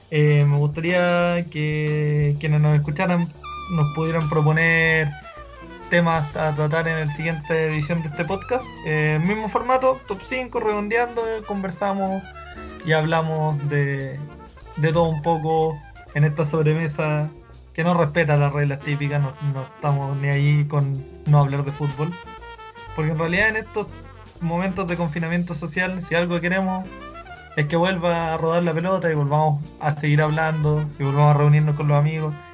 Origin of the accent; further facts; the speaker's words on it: Chile; creo que antes que ser chileno también soy latino, creo que esa es nuestra verdadera idiosincrasia